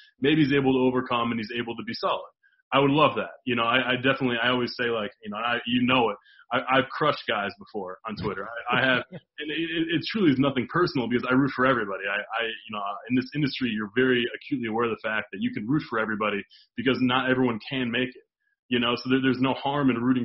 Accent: Long Lake, Minnesota, United States; growing up in Long Lake, Minnesota, 1,800 people

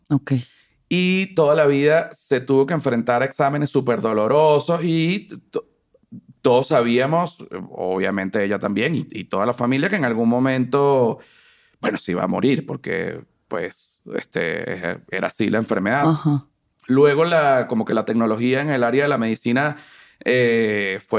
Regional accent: Caracas, Capital District, Venezuela; moved away; yo crecí en Venezuela. ¿En Caracas? En Caracas. Eh, vivía en una zona montañosa, fui como un niño de, montaña.

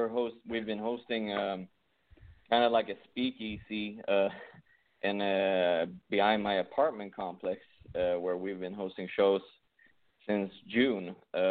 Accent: Sweden; English is a second language; moved away as an adult; now in United States; So I came here from Sweden about 4 years ago.

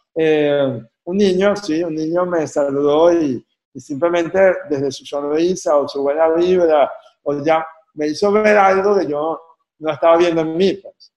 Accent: Caracas, Capital District, Venezuela; Yo soy caraqueño

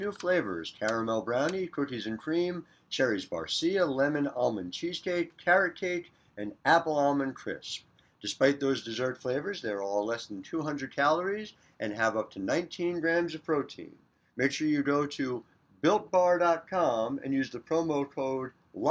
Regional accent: New Jersey, United States; a fellow Jersey product, much like myself

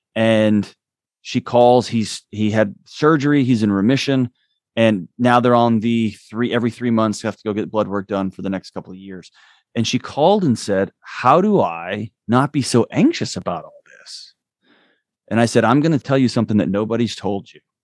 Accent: Texas, United States; now in Nashville, United States; I was born and raised in Texas

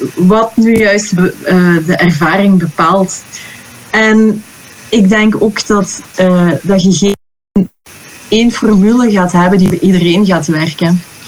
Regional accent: Belgium; moved away; also born or lived in Netherlands; ik ben van België, hè, maar ik werk in Nederland.

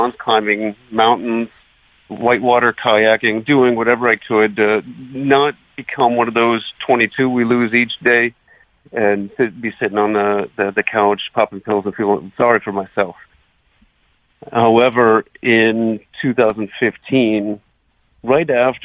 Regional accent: Akron, Ohio, United States; moved away; I'm originally from Akron, Ohio

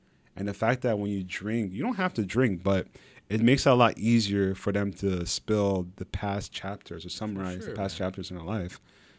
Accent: Montreal, Quebec, Canada; born there; because like, I was born in Montreal, right?

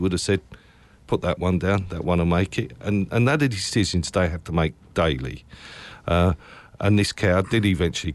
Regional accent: Essex, East of England, United Kingdom; I'm from Essex.

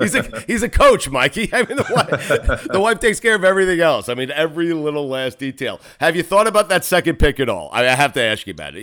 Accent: Port Washington, New York, United States; I grew up in Port Washington.

